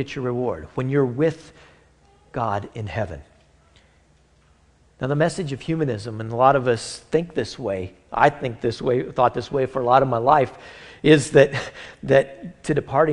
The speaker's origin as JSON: {"language": "English", "country": "United States", "said": "We're all Americans from the United States of America"}